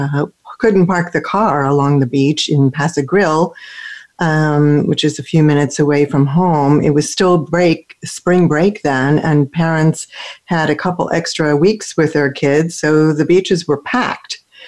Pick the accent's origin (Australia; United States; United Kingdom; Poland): United States; Florida; moved away; also born or lived in Switzerland; Back here in my home state, I'm broadcasting live from St. Petersburg, Florida